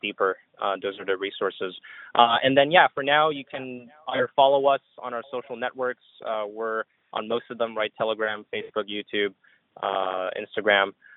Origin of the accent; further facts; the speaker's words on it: Montreal, Quebec, Canada; I grew up in in Canada, in Montreal